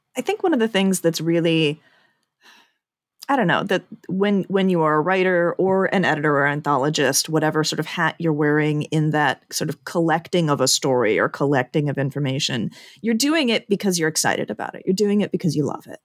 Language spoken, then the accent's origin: English; Chicago, Illinois, United States; also born or lived in Indiana / Ireland; born and raised in the Chicago area.